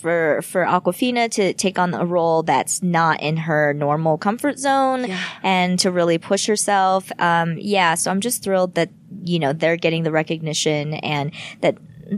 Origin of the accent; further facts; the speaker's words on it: United States; I want to target the American audience first and foremost because I am American.